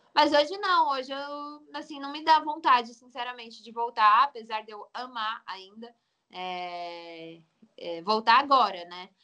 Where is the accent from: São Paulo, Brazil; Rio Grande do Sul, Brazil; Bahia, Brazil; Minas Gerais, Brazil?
São Paulo, Brazil; Pindamonhangaba; also born or lived in Taubaté; Eu nasci em Taubaté, mas eu morei minha vida inteira quase em Pindamonhangaba, que fica uns 15 minutos de Taubaté, tudo ali Vale do Paraíba